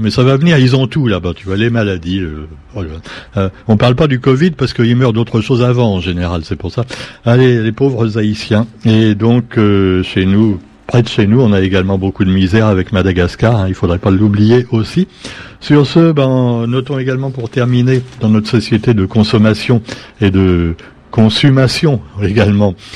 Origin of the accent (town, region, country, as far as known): Réunion